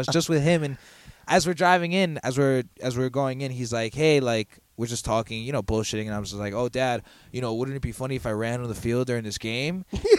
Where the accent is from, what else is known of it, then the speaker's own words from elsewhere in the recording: Long Island, New York, United States; also born or lived in Queens, New York; I was born in Queens, and then I lived there till I was 8, and then I moved out to Long Island.